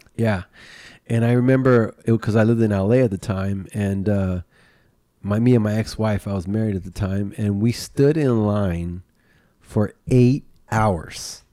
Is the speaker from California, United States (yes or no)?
yes; California, United States; also born or lived in Florida; I born and raised in California, lived here my whole entire life, except for maybe one year I lived in Florida